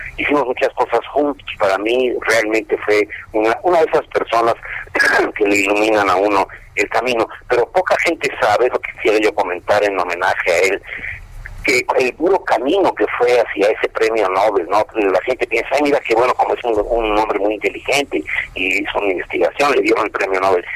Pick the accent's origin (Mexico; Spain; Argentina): Mexico; nuestro destino como mexicanos